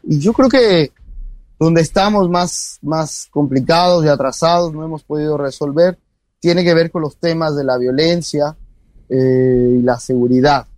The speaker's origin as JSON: {"language": "Spanish", "country": "Mexico"}